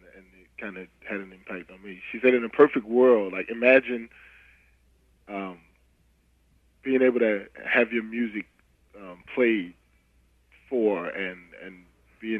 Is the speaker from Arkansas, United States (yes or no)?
no; North Carolina, United States; I grew up in North Carolina